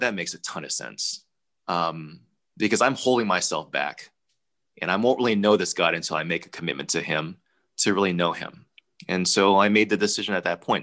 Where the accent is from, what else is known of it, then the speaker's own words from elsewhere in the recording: United States; I was born here in the States